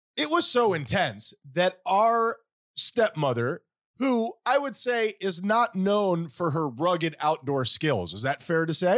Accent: Miami, Florida, United States; we are famously from Miami

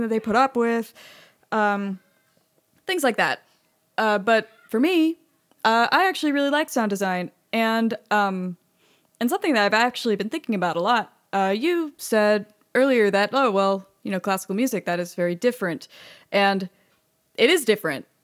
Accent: Austin, Texas, United States; I was at U T and I grew up in Austin

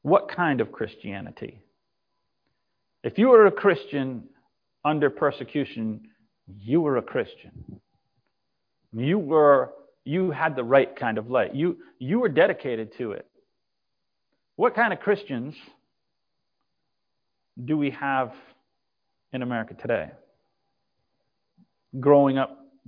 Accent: Massachusetts, United States; moved away; also born or lived in Texas; I was raised in Massachusetts and moved to Texas.

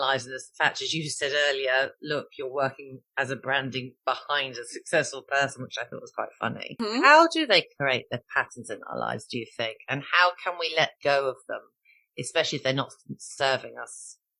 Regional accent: Ireland; being Irish Catholic.

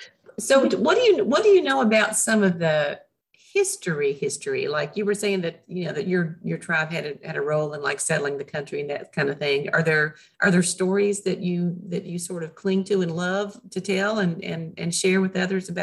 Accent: Southwest Virginia, United States; growing up in Southwest Virginia

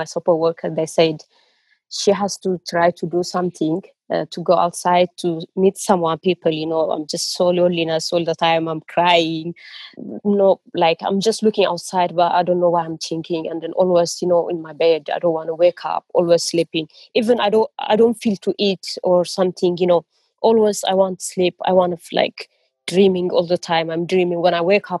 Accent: Eritrea; now in Birmingham, United Kingdom; I'm from Eritrea

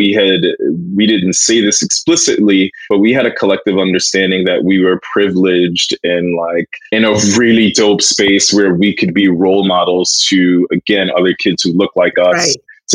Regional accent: Virginia, United States; now in New York City, United States; I was born here in New York City and eventually moved down to Virginia, where I went to school

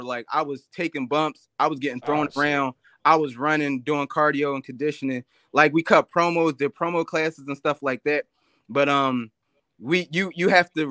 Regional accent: Philadelphia, Pennsylvania, United States; I'm from Philly, so I trained at the Monster Factory

